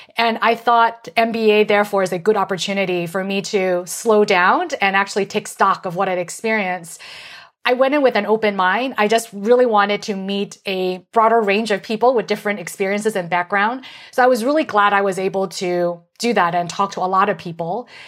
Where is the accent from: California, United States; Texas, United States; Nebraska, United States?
California, United States; San Francisco; I grew up in San Francisco and my parents are getting older